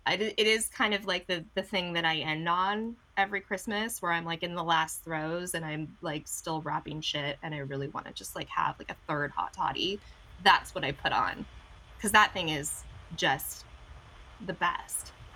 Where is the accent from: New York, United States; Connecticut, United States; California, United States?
California, United States; Orange County; I grew up in Orange County, like we mentioned before. We don't have a lot of culture here